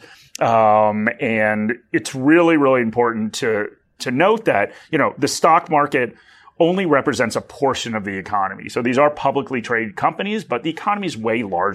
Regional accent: United States; accent: American; moved away as an adult; now in Australia; I do still have an American accent

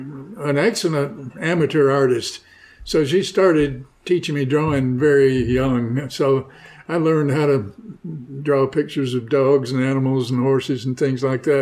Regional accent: Shelbyville, Tennessee, United States; born or raised there

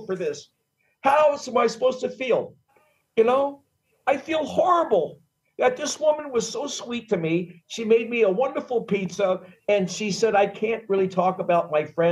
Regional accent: United States; now in Mariupol, Ukraine; I'm an Italian American

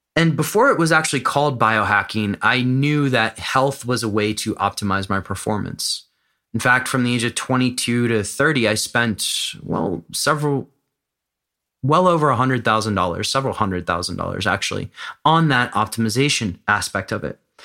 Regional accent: United States; moved away as an adult; now in Amsterdam, Netherlands; I live in Amsterdam. I'm American

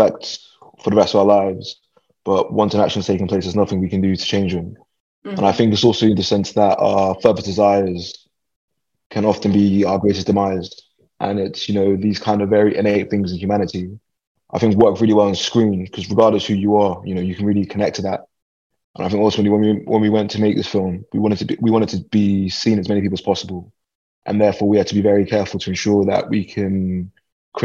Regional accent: London, United Kingdom; I was born and raised in London

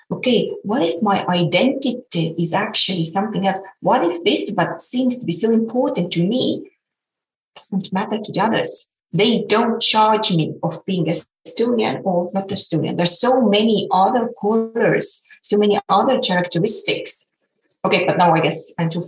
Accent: Estonia; English is a second language; And the first thing I said was that I'm …, I come from Estonia.

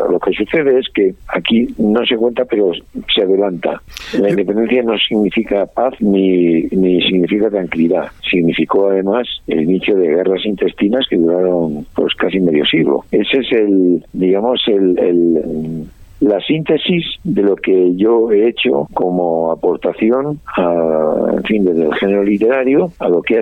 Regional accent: Basque Country, Spain; Bueno, mm, vamos a ver, yo he nacido, yo soy vasco, ¿no? Y, yo estoy muy orgulloso de ser vasco

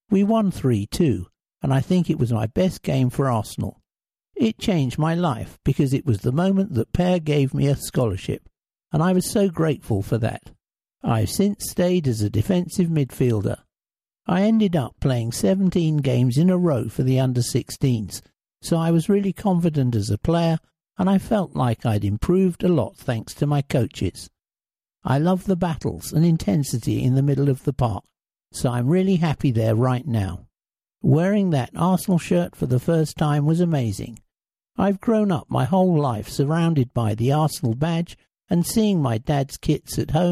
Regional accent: Brazil; As for my style of play, growing up in Brazil, I used to be a striker.

